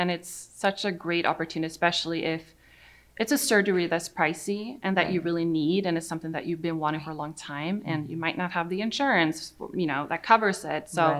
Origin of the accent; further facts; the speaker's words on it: Sweden; now in United States; I'm from Sweden